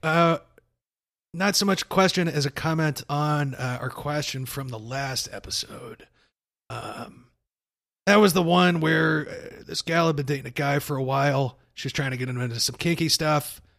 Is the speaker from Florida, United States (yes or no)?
no; Arkansas, United States; I grew up in Arkansas